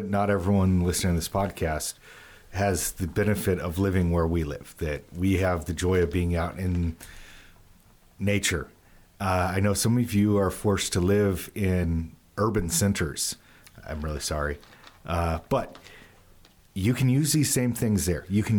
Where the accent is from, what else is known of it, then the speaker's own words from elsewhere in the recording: Utah, United States; I grew up the majority of my life in the West. So west of the Rockies, Utah.